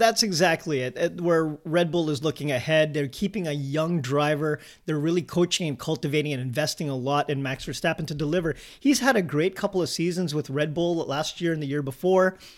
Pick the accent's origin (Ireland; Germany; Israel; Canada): Canada; we're a Canadian-based podcast helping to grow the sport in our home and native land